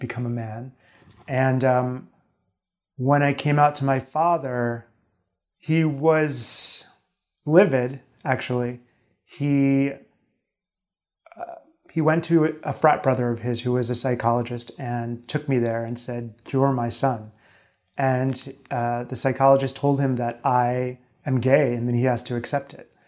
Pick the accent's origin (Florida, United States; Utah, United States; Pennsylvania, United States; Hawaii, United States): Pennsylvania, United States; Lancaster; I'm from Lancaster, Pennsylvania